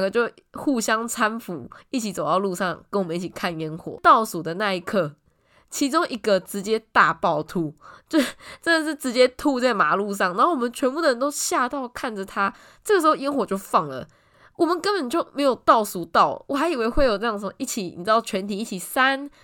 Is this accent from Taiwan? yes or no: yes; Tainan, Taiwan; 我本身是台南人